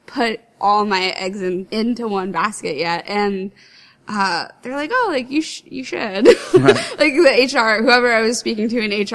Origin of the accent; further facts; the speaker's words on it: Bloomfield, New Jersey, United States; moved away as an adult; also born or lived in Clifton, New Jersey; now in Philadelphia area, United States; I grew up in Bloomfield, New Jersey